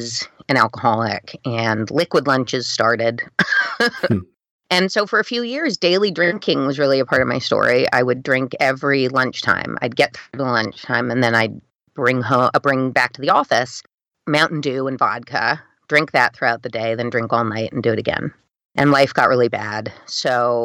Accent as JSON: {"language": "English", "town": "New York City", "region": "New York", "country": "United States", "tie": "born or raised there", "moved": "as an adult", "lives_now": "Amityville, United States", "said": "I grew up on the Upper East Side, going to a prep school"}